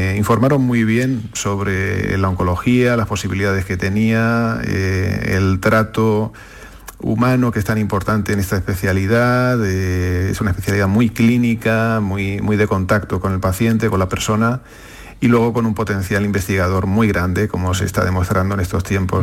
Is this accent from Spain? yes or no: yes; Córdoba, Andalusia, Spain; also born or lived in Seville; nací en Sevilla, pero bueno, pues, eh, estudié en Córdoba y bueno, pasé toda la adolescencia allí